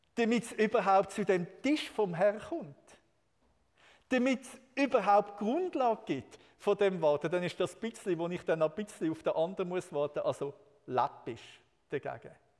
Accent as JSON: {"language": "German", "country": "Switzerland", "said": "als Schweizer"}